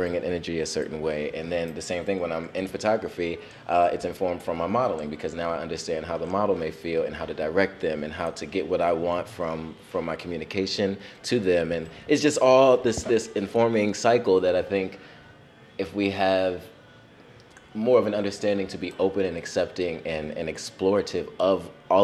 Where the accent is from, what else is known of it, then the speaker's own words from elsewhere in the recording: Norristown, Pennsylvania, United States; moved away as an adult; also born or lived in West Philadelphia / Williamsport / Harlem, New York; we moved to Williamsport for a few years, and then we moved to Norristown, where I began kindergarten.